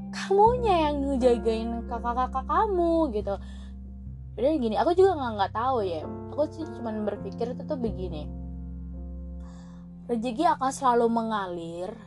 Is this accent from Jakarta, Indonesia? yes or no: no; Surabaya, East Java, Indonesia; malu ya aku orang Jawa aku orang Surabaya